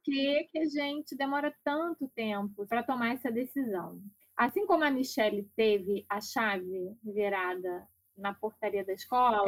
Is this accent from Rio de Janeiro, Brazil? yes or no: yes; Niterói, Rio de Janeiro, Brazil; Eu sou de Niterói, do Rio de Janeiro